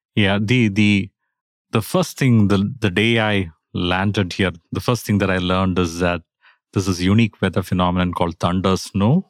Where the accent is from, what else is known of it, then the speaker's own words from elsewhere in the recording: India; now in Atlanta, United States; I'm originally from India